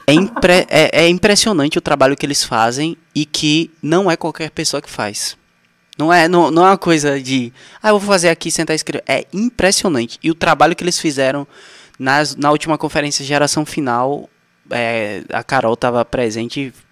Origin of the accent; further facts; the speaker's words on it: Brazil; accent: mix of Alagoas and Bahia accents; misturou o sotaque de Alagoas com o sotaque da Bahia. Na mesma palavra eu falo independentemente.